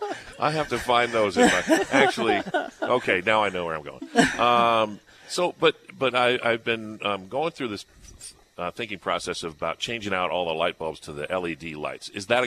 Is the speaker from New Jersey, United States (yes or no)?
no; Scottsdale, Arizona, United States; Well, I grew up here in the Phoenix area. I grew up in Scottsdale. We had a house with no air conditioning, just a swap cooler.